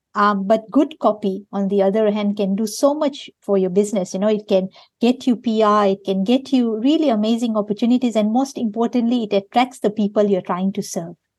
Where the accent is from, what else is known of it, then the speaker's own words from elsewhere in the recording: Kenya; moved away as an adult; now in Perth, Australia; I grew up in Kenya